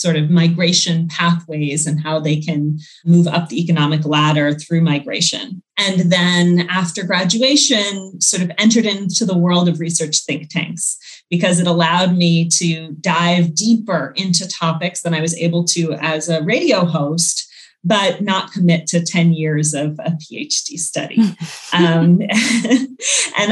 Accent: Northern Virginia, United States; I grew up in suburban DC, Northern Virginia

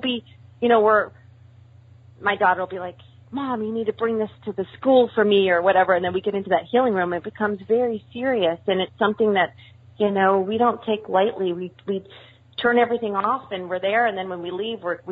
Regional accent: Montana, United States; I grew up in Montana.

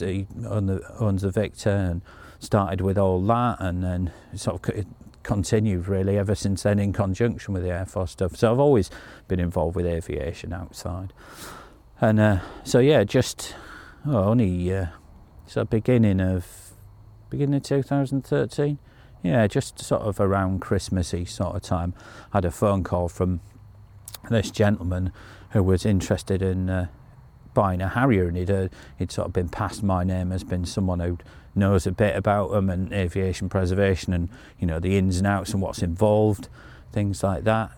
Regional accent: Yorkshire and the Humber, United Kingdom; being a Yorkshire lad

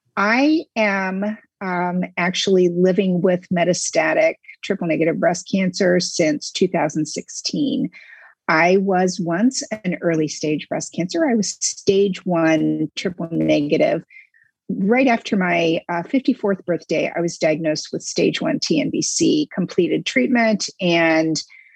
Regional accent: Indiana, United States; moved away as an adult; also born or lived in Ohio / Florida; now in US West Coast; I'm originally from the Midwest, grew up in Indiana, raised our kids in Ohio, but for the last 15 years, we've resided in Florida, and I'm now on the West Coast.

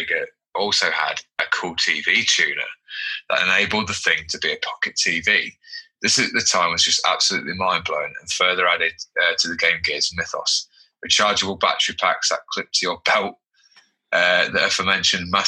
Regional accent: United Kingdom; We're British.

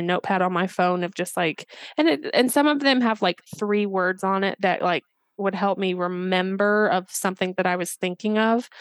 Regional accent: Indiana, United States; I'm from Indiana

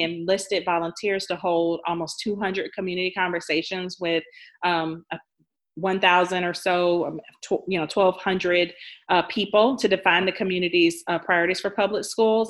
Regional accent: Jacksonville, Florida, United States; I am from Jacksonville

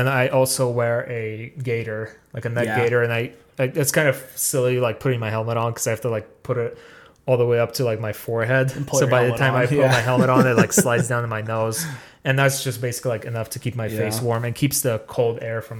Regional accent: Russia; And I do like winter because I'm Russian. We're born in it. I'm just kidding. I was born in July.

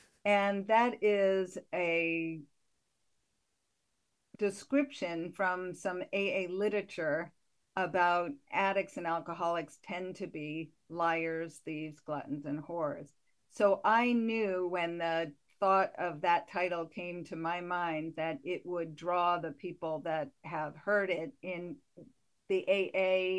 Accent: Connecticut, United States; now in Portland, United States; I'm from Connecticut originally, so I'm not a Mainer.

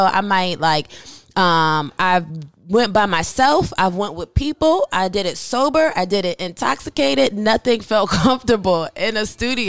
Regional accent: Germany; Like, so I grew up in Germany. I was born and raised in Germany. My dad's in the military.

